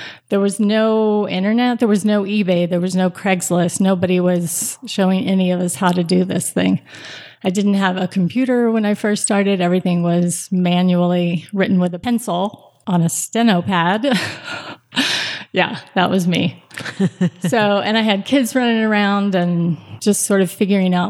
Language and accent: English; Austin, Texas, United States; moved away as an adult; now in Boulder, United States; So I was born and raised in Austin, Texas, 21 when I got married. A couple months past getting married, we moved to Boulder, and I have not gone back since